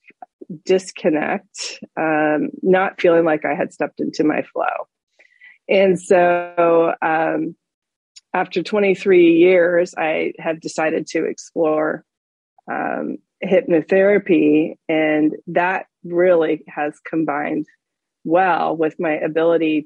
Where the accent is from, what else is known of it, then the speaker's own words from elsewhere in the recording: Florida, United States; moved away as an adult; also born or lived in western United States; Growing up in Florida, and then being out west in the wide open spaces near where you are right now in Utah